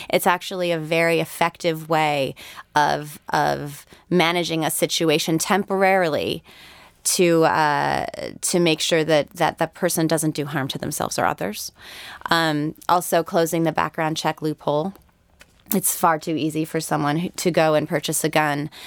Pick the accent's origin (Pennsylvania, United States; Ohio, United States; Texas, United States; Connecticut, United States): Connecticut, United States; moved away; I'm from Connecticut originally